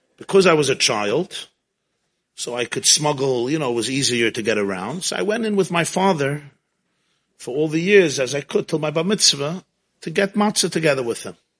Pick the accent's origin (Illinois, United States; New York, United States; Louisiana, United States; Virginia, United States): New York, United States; New York City; I grew up in Crown Heights